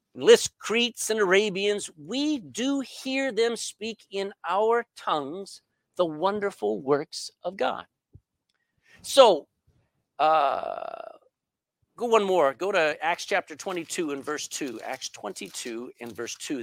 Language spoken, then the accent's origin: English; Texas, United States; accent: Texan English; first language English; My mother tongue is English. All right, but not England English. It's Texan English